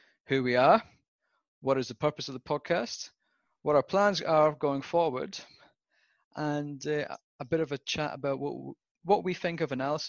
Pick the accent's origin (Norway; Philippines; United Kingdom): United Kingdom; Southwest Scotland; moved away as an adult; also born or lived in Western Australia / Victoria; now in Australia; I was born in Scotland, Southwest Scotland, otherwise known as God's Country